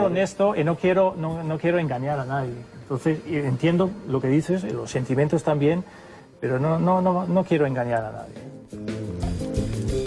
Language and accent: Spanish; Denmark; Spanish is a second language; moved away as an adult; also born or lived in Spain; Yo soy danés, vengo de fuera